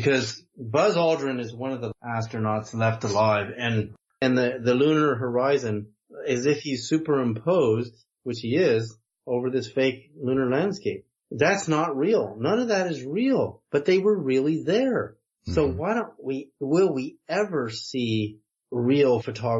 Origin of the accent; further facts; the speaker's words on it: the Bay Area, California, United States; also born or lived in Edmonton, Alberta, Canada; I was a kid. I grew up in the Bay Area in the 60s